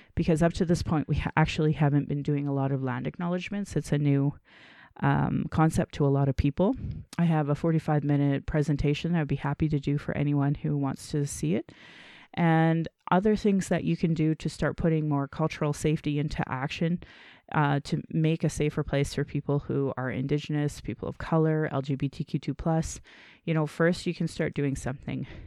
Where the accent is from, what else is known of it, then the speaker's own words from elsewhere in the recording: Calgary, Alberta, Canada; I was born in Calgary